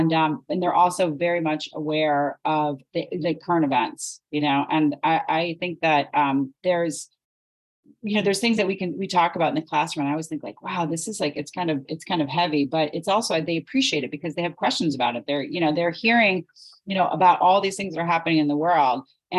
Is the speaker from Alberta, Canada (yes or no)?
no; Sudbury, Ontario, Canada; I grew up in Sudbury.